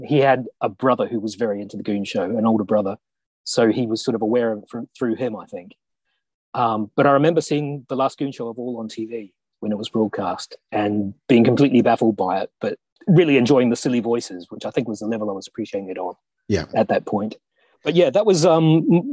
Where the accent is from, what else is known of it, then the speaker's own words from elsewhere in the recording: Auckland, New Zealand; I'm from Auckland